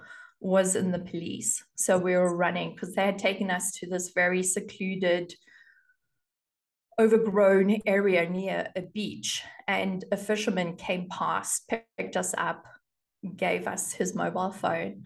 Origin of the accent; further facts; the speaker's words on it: South Africa; I grew up in South Africa and you get your driver's license at the age of 18